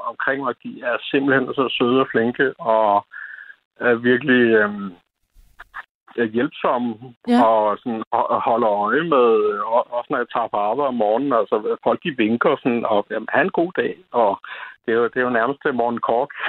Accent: Lolland, Zealand, Denmark; jeg var født og opvokset på Lolland

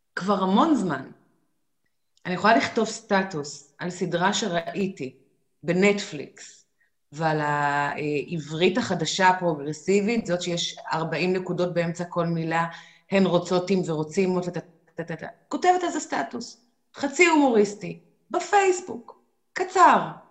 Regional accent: Israel; כשגדלנו פה בגיל 20 ואפילו 30

